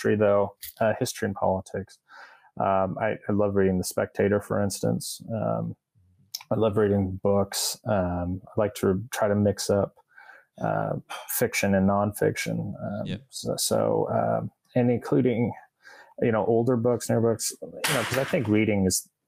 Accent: Albuquerque, New Mexico, United States; I'm from Albuquerque originally. Yeah. That's my hometown right there

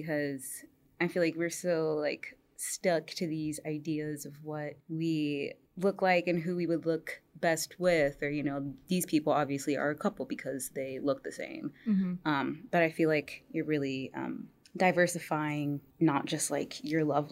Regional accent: Indianapolis, Indiana, United States; I am from Indianapolis, Indiana, Naptown. Mm-hmm. Born and raised.

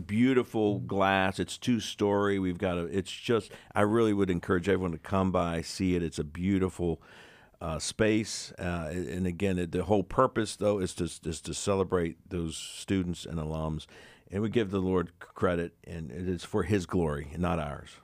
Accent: West Virginia, United States; we're from the West Virginia area

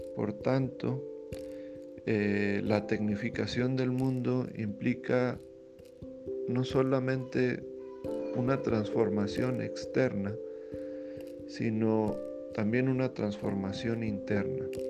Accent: Monterrey, Nuevo León, Mexico; qué queremos ser como regiomontanos

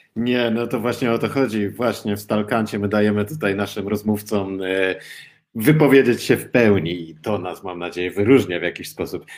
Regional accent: Silesian Voivodeship, Poland; jako Ślązak

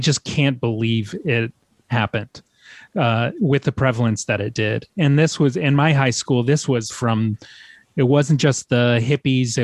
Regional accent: Norfolk, Virginia, United States; I grew up in Norfolk, Virginia, and I went to high school from 94 to 98

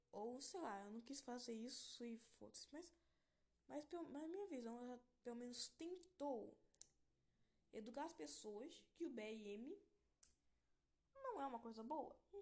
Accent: Rio de Janeiro, Brazil; moved away; eu sou um. Um carioca. Um cara que vim lá do Rio de Janeiro

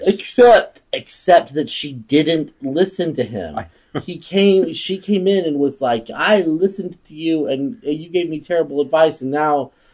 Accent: Wimberley, Texas, United States; my hometown of Wimberley, Texas

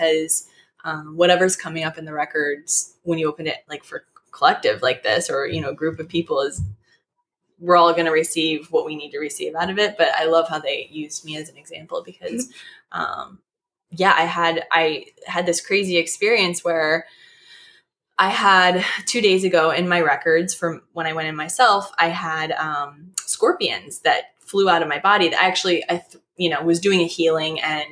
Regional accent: Illinois, United States; moved away; I'm from Illinois

